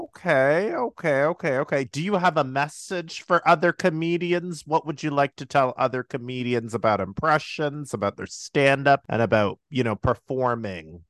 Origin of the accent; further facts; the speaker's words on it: Toronto, Ontario, Canada; We're both from Toronto